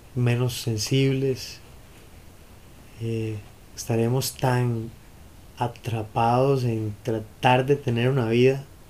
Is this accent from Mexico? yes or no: no; Costa Rica; volver a ser ticos